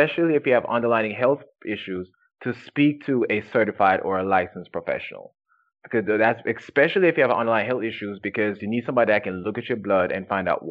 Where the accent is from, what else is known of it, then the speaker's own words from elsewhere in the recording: Jamaica; moved away; I was born and raised in Jamaica